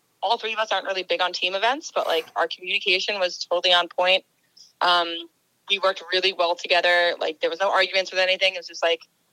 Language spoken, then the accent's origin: English; Long Island, New York, United States; now in Gardner, United States; I grew up in Long Island